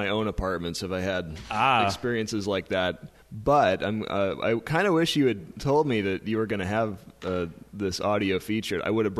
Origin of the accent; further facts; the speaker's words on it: Tacoma, Washington, United States; Well, I grew up in South Tacoma.